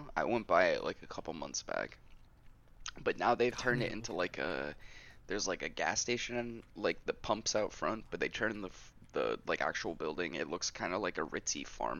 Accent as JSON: {"language": "English", "region": "Virginia", "country": "United States", "said": "I'm not like a person like who's like, I'm from Virginia and proud."}